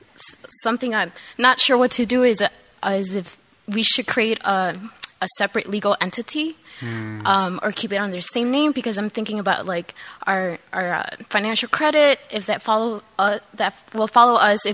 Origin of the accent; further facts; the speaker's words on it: Mexico; now in Chicago, United States; I'm from Mexico, so I'm also short. I'm here from Back of the Arts Coffee in the south side of Chicago.